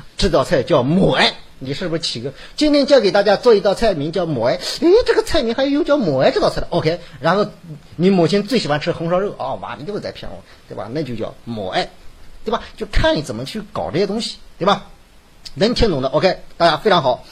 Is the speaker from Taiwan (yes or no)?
no; Hebei, China; accent: Hebei dialect; 我们河北话